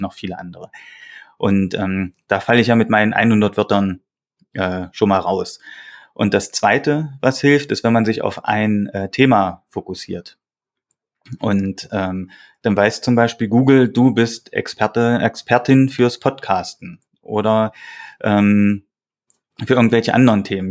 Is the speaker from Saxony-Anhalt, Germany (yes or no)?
yes; Saxony-Anhalt, Germany; now in Thuringia, Germany; Ich komme eigentlich aus Sachsen-Anhalt